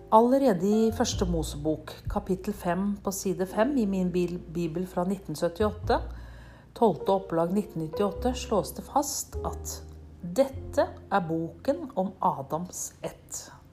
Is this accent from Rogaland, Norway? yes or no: no; Nøtterøy, Vestfold, Norway; jeg kommer fra Nøtterøy i Norge